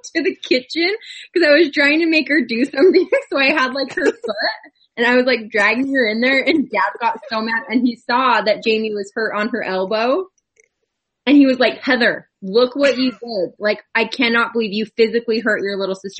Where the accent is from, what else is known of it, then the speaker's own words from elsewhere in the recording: Idaho, United States; we're from Idaho